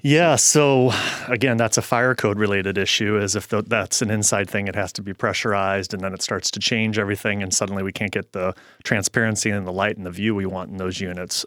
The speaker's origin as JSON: {"language": "English", "town": "St. Louis", "region": "Missouri", "country": "United States", "tie": "born or raised there", "also_born_or_lived": "Kansas", "moved": "as an adult", "lives_now": "Seattle, United States", "said": "I grew up in Saint Louis, Missouri, and I moved to Seattle after college"}